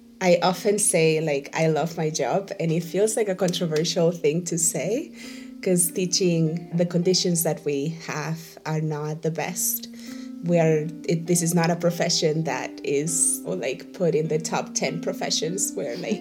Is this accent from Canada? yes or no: no; Spain; moved away as an adult; also born or lived in Venezuela / Maracaibo, Venezuela; now in Boston, United States; So I'm originally from Venezuela, and I was raised a big part of my life in Spain.